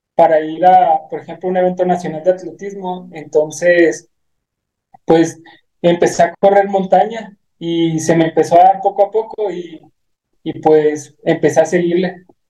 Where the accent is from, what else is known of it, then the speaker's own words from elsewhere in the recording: Guachochi, Chihuahua, Mexico; yo soy originario de, del municipio de Huachuchi, Chihuahua